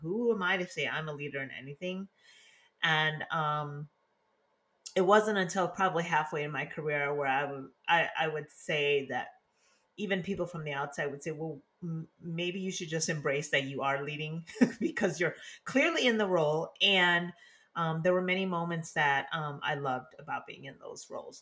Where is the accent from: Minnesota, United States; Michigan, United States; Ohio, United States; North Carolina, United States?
Michigan, United States; Detroit; moved away as an adult; also born or lived in Laos / Washington, D.C.; now in California, United States; I was born in Laos, came to the US when I was two, resettled in Detroit, Michigan with my family